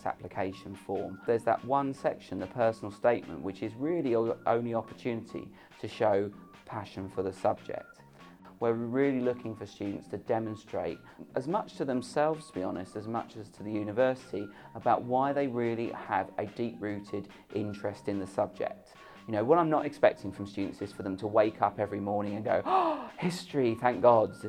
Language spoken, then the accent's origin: English; Romford, London, United Kingdom; I grew up in Romford, just outside of London